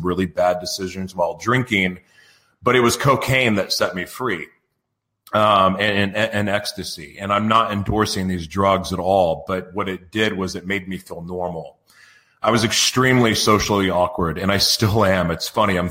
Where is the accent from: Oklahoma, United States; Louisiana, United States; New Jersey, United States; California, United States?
Oklahoma, United States; Oklahoma City; moved away as an adult; now in San Diego, United States; I grew up in Oklahoma, Oklahoma City, Oklahoma